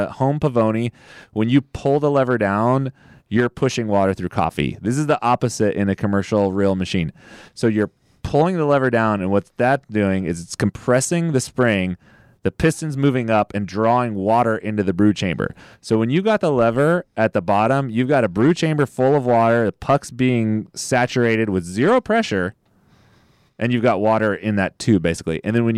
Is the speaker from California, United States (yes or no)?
yes; the Valley, California, United States; We're both from the Valley.